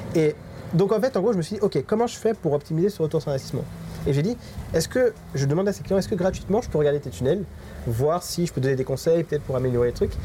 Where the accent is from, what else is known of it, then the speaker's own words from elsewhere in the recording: France; now in Mauritius; qu'entre nous, qu'entre Français